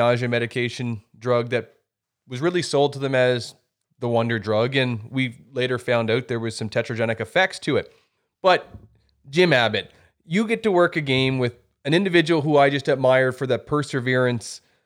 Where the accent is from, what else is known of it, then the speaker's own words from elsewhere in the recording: New Brunswick, Canada; moved away; I come from New Brunswick initially.